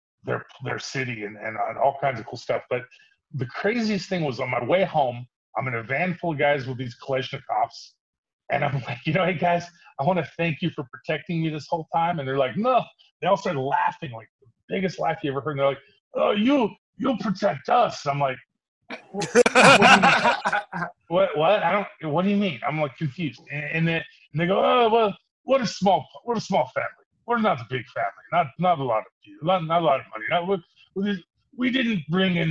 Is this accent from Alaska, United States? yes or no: yes; Fairbanks, Alaska, United States; moved away as an adult; also born or lived in California; I grew up in Fairbanks, Alaska, where the men are men and the stills are nervous